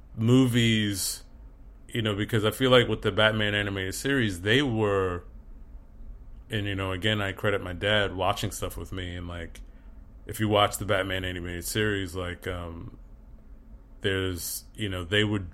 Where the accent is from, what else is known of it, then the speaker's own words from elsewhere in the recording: New Jersey, United States; I grew up in New Jersey, and so, you know, we had a Six Flags, or we called it Great Adventure